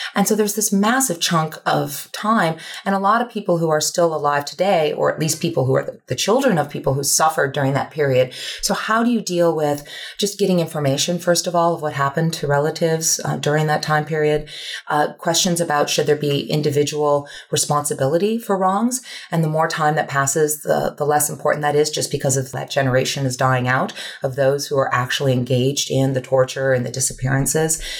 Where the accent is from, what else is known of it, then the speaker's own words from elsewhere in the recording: United States; as an American